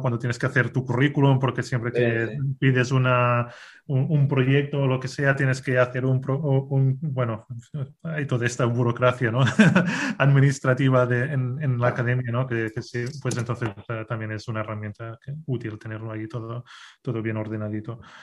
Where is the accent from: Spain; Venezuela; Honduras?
Spain; a town in the province of Girona, Catalonia; also born or lived in Barcelona / Castelldefels; nací en, eh, en un pueblo que se llama San en, en, la provincia de Girona, en, en, en Cataluña